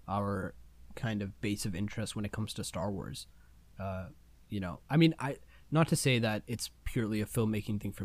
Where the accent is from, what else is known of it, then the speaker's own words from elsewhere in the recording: India; I'm Indian.